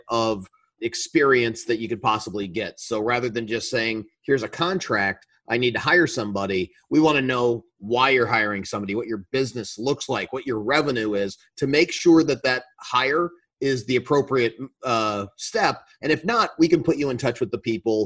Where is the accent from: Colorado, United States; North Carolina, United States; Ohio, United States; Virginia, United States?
Colorado, United States; Colorado Springs; I grew up in Colorado